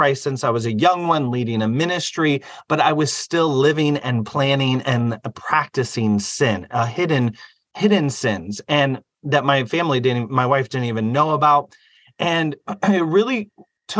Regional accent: Fort Wayne, Indiana, United States; I came from Fort Wayne, Indiana

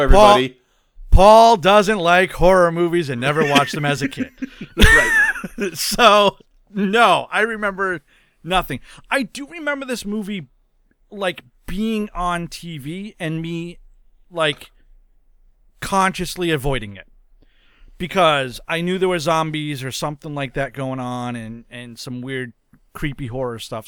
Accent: New England, United States; I am from New England

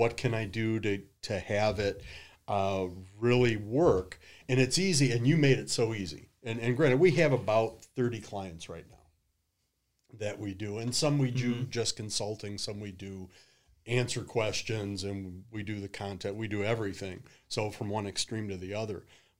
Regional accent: Detroit, Michigan, United States; moved away as an adult; now in Toledo, United States; Born and raised in Detroit. Moved down to Toledo in about 2001.

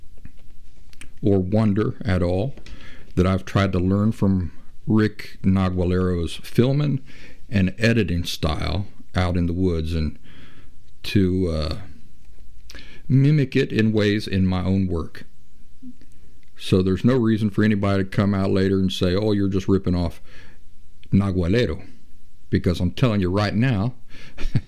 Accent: Appalachia, United States; I'm from Appalachia, the region where West Virginia, Kentucky, and southeastern Ohio all come together

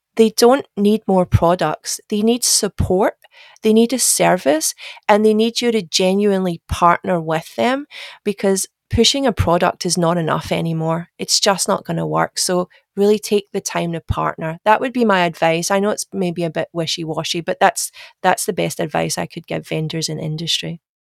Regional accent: Glasgow, Scotland, United Kingdom; moved away as an adult; now in Australia; my accent is, is not Australian. I'm sure I'm actually Scottish. I'm from Glasgow. Uh, but I moved to Australia in 2007

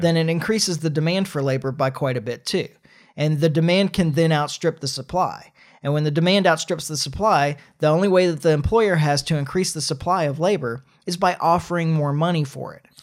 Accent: United States; as an American

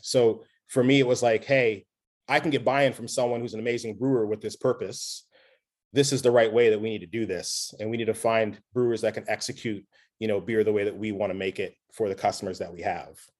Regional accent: Nova Scotia, Canada; I'm from Nova Scotia

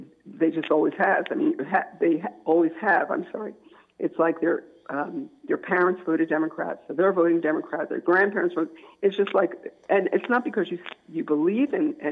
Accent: New Jersey, United States; moved away as an adult; now in Maryland, United States; when I moved from New Jersey, because I'm originally from New Jersey, I'm a Jersey girl at heart, I moved to Maryland

